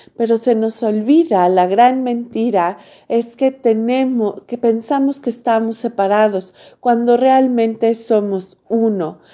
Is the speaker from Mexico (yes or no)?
yes; Mexico; yo soy mexicana